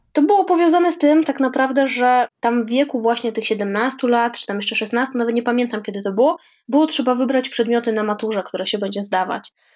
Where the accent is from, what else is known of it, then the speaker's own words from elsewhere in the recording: Krosno, Subcarpathian Voivodeship, Poland; moved away as an adult; now in Warsaw, Poland; z mojego rodzinnego miasta Krosna